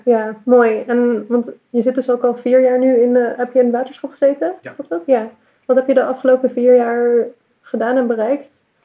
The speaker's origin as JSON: {"language": "Dutch", "region": "Utrecht", "country": "Netherlands", "said": "Ik kom uit Utrecht."}